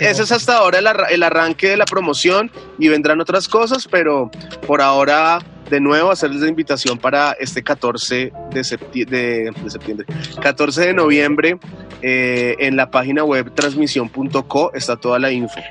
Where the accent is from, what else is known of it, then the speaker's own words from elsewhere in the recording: Colombia; a nosotros en un primer momento como colombianos